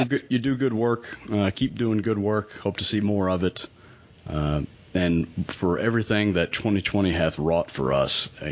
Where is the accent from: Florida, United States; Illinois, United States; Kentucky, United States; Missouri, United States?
Kentucky, United States; Western; Growing up in Western Kentucky as a dedicated, lifelong St. Louis Cardinals fan